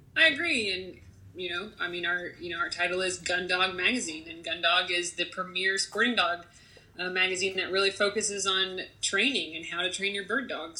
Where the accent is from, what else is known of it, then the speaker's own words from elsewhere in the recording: Fountain, Ohio, United States; I grew up in Ohio in uh, a small town called Fountain, Ohio